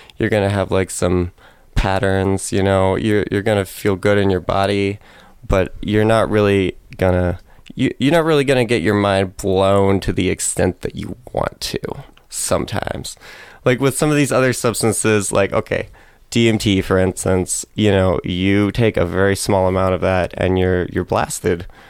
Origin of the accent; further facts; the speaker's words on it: Clarkston, Washington, United States; I'm from Clarkston, Washington